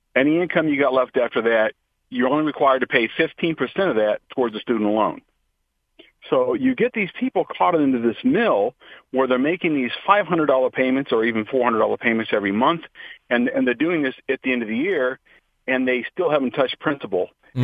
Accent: Akron, Ohio, United States; I was raised in Akron, Ohio

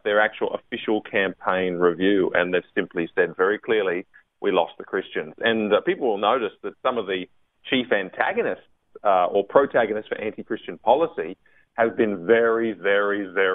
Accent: Queensland, Australia; now in Canberra, Australia; I'm a Queenslander when I'm in Queensland

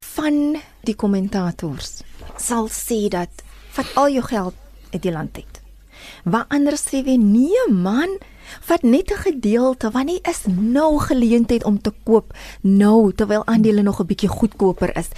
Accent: South Africa; ons as Suid-Afrikaners

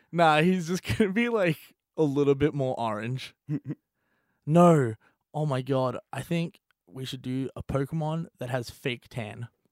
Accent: Australia; being Australian

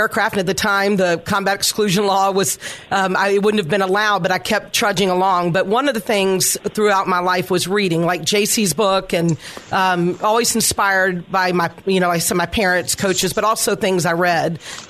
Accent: Birmingham, Alabama, United States; moved away as an adult; I grew up in Birmingham, Alabama, and went off to the Naval Academy when I was 18.

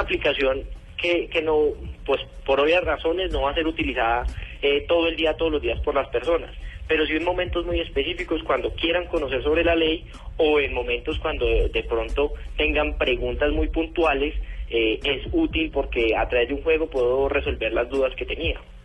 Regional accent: Colombia; como colombiano

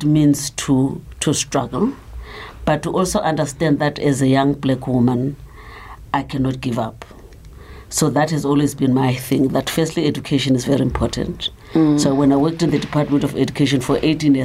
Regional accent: Soweto, Gauteng, South Africa; also born or lived in KwaZulu-Natal; I was born in Soweto, but I'm not from Soweto. My family was from Ngut.

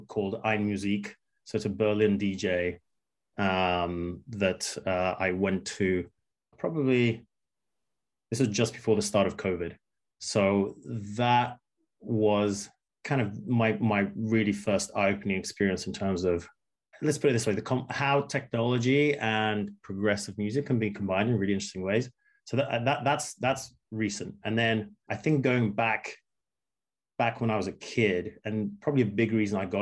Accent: England, United Kingdom; also born or lived in Moscow, Russia; Growing up in England

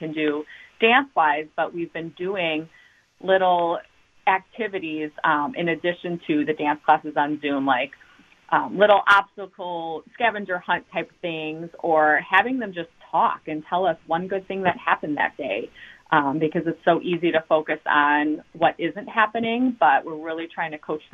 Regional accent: Waukesha, Wisconsin, United States; also born or lived in Milwaukee, Wisconsin / Pittsburgh, Pennsylvania / Philadelphia area, Pennsylvania; So I have been born and raised in Waukesha my whole life, born in Milwaukee, but moved to Waukesha in kindergarten

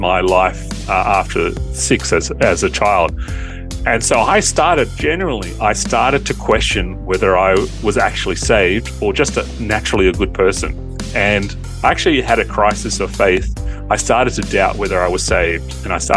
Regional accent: Sydney, New South Wales, Australia; Born and bred in Sydney a while ago, but okay. I've been all around Australia, but we always came back to Sydney.

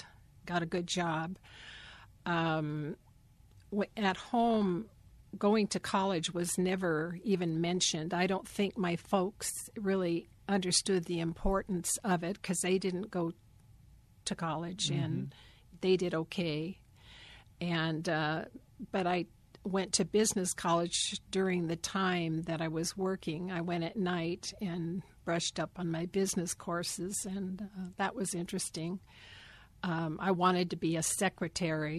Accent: Bremerton, Washington, United States; also born or lived in Seabeck, Washington / Silverdale, Washington; I grew up outside of Bremerton, Washington, at Seaback, Washington. And then in Silverdale, and then back to Bremerton.

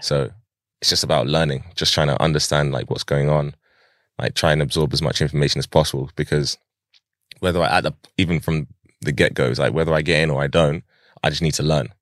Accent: Pinner, London, United Kingdom; I lived in different places in Harrow in, throughout my childhood. And, uh, I grew up in, like, probably the majority of the time that I grew up was in Pinner

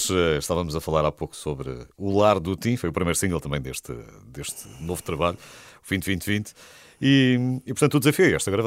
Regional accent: Oeste, Portugal; eu sou do Oeste

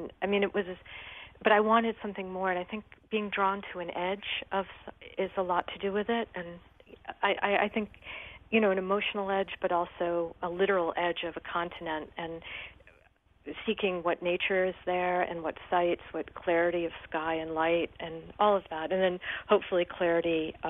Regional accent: New Britain, Connecticut, United States; growing up in New Britain

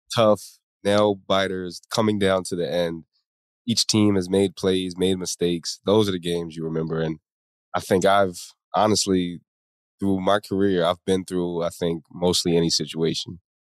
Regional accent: Atlantic County, New Jersey, United States; I grew up in South Jersey, you know, Atlantic City, Atlantic County area by the beach.

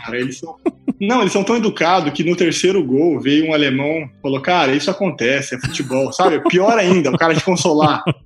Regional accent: Cuiabá, Mato Grosso, Brazil; moved away as an adult; also born or lived in Curitiba / Germany; eu nasci em Cuiabá, né? Tenho muito orgulho de ser cuiabano, acima de tudo, mato-grossense.

